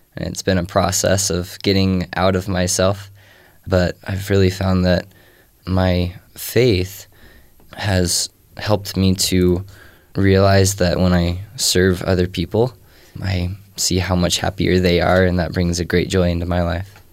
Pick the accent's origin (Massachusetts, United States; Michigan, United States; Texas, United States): Texas, United States; moved away; I was raised in Texas